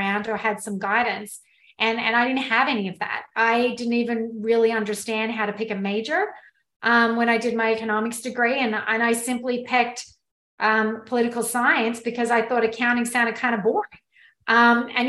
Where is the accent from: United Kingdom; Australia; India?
Australia; moved away; So I am actually Australian. I grew up in Australia on a dairy farm